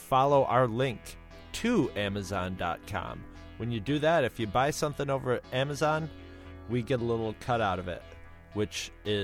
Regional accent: United States; I am American.

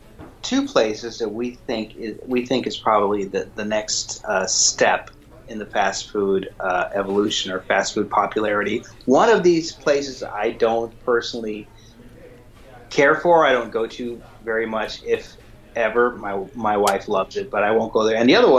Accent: California, United States; growing up in California where I did

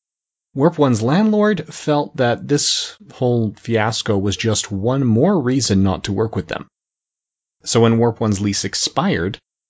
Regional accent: Edmonton, Alberta, Canada; Nathan Fillion and I are both from Edmonton, Alberta, Canada. While I still live here

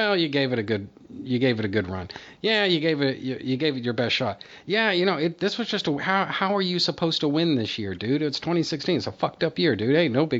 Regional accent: Texas, United States; They've had a very strong presence in my home state for a very long time now

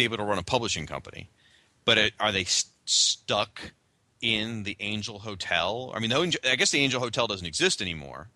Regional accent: United States; as an American and as a fan.

